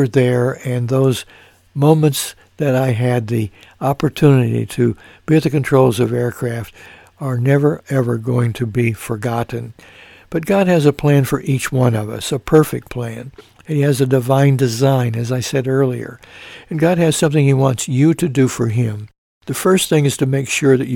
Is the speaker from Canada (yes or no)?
no; Mount Carmel, United States; my hometown of Mount Carmel